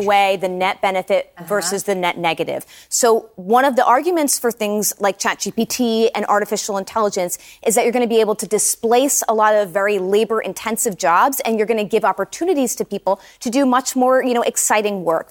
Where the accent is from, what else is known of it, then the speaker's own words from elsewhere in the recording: New Jersey, United States; my home state of New Jersey